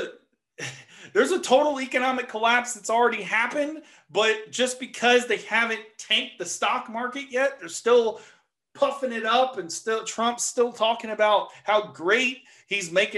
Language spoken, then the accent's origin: English; Nebraska, United States; my home state of Nebraska